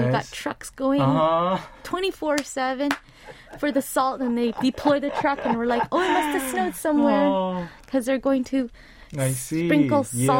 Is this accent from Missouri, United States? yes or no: no; California, United States; now in South Korea; my winter growing up in California is just completely different.